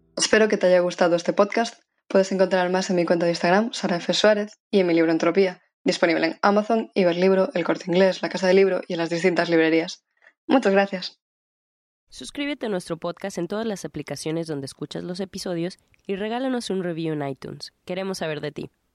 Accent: Ponte Caldelas, Galicia, Spain; moved away as an adult; now in Santiago de Compostela, Spain; Crecí en Ponte Caldelas, Pontevedra

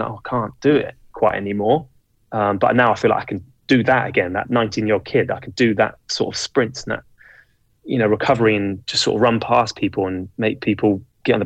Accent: England, United Kingdom; I'm English.

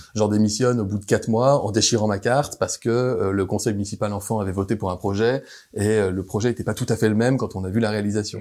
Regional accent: Grenoble, Auvergne-Rhône-Alpes, France; quand je rentre le week-end chez moi à Grenoble, que je vais voir les copains, que j'ai gardé depuis le lycée

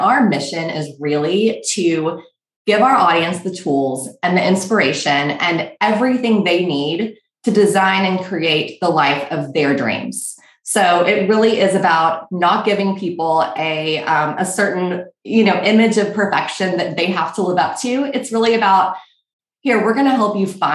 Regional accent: Texas, United States; moved away as an adult; also born or lived in Missouri / New York; now in Austin, United States; I'm from Texas, and I really missed the warmth and the casual nature of just the people in Texas

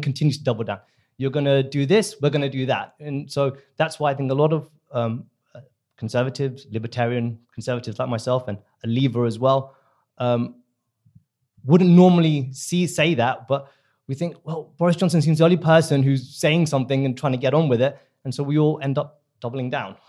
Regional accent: India; now in United Kingdom; I'm from the subcontinent. I'm from India

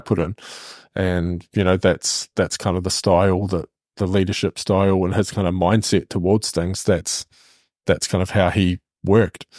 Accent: Hamilton, Waikato, New Zealand; we're both from Hamilton, we actually went to high school together

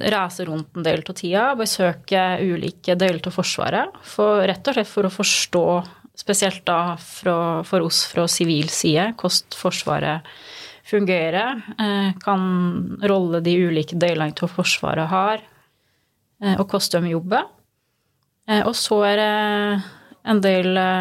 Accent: Skåbu, Innlandet, Norway; moved away; Gudbrandsdalen er jo hjemme for meg. Det, det, er ingen tvil om det. Og jeg, jeg er veldig stolt av å komme fra Gudbrandsdalen.

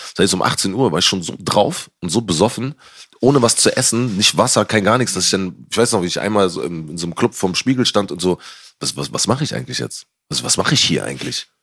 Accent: Berlin, Germany; als Berliner, ich bin schon früher E-Werk gegangen

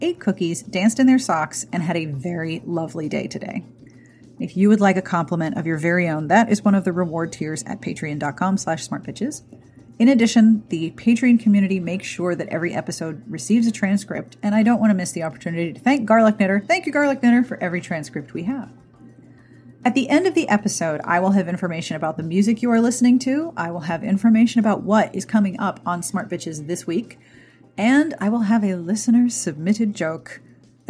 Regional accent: Pittsburgh, Pennsylvania, United States; I am from Point Breeze next to Squirrel Hill

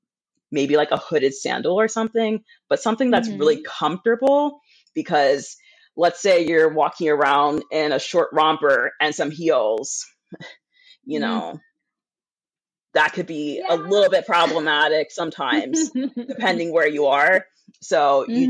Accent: United States; I'm an American

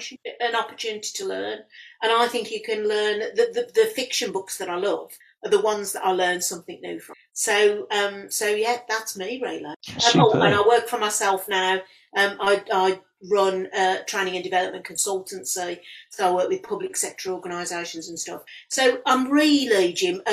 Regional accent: Walsall, West Midlands, United Kingdom; I was born and bred and born and brought up in Warsaw and in the Black Country, and from a family who were Black Country born and bred.

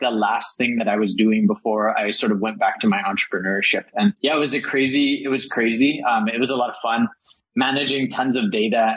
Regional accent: El Paso, Texas, United States; moved away; I grew up in El Paso, Texas, which is mm. right on the border of Mexico

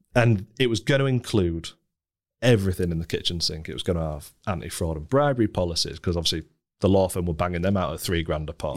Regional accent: Scunthorpe, Yorkshire and the Humber, United Kingdom; moved away as an adult; also born or lived in Leeds; I grew up in Scunthorpe, a sort of very stereotypical northern steelworking town

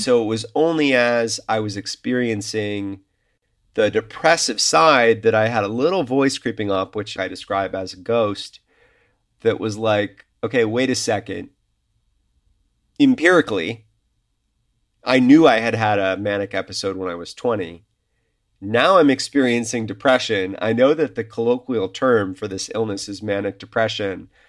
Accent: Chicago, Illinois, United States; moved away as an adult; also born or lived in New York; I am back in my hometown, which is Chicago

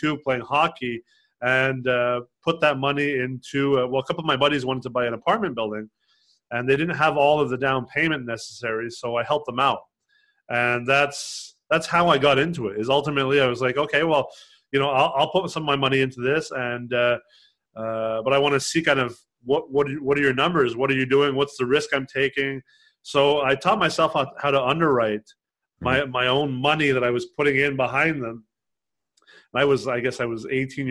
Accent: Los Angeles, California, United States; moved away; also born or lived in Quebec, Canada / Montreal, Canada; I grew up in Los Angeles. I was born in Canada, in Quebec, in the French

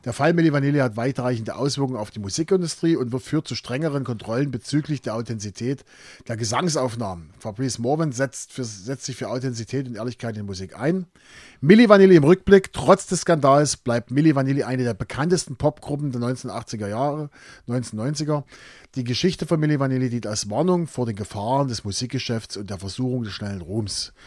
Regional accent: East Germany, Germany; als Ostdeutscher

